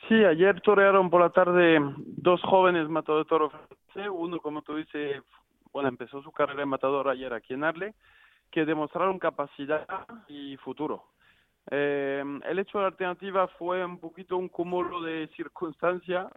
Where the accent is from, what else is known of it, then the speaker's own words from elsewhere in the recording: Arles, Provence-Alpes-Côte d'Azur, France; siendo francés